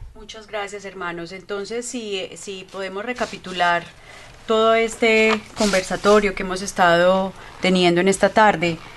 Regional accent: Colombia; now in Canada; Somos de Colombia

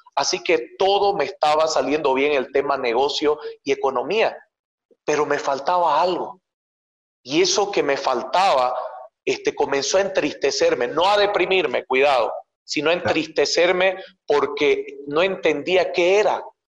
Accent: Montero, Santa Cruz, Bolivia; yo soy de Bolivia. Bolivia es el país que está como en el corazón de Sudamérica. Y yo nací en la zona que está cerca de la Amazonía, que se llama Santa Cruz de la Sierra, en una provincia que se llama Montero

